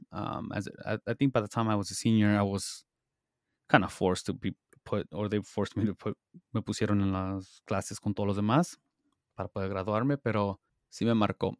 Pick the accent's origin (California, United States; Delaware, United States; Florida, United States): California, United States; Salinas; I was born and raised in Salinas, California, how we call it, the Salad Bowl